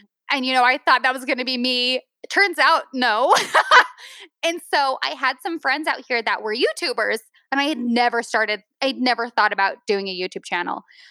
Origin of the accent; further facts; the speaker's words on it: Utah, United States; moved away; I'm from Utah